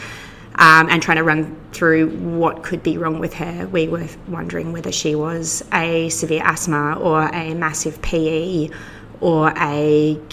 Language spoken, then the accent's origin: English; Queensland, Australia; moved away as an adult; now in Victoria, Australia; I'm actually a Queenslander who has been imported to Victoria